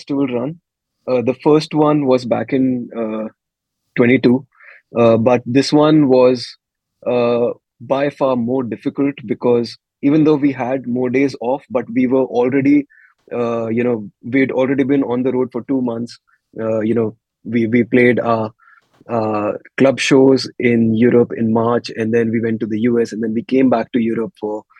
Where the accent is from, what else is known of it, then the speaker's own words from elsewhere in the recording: India; we're Indian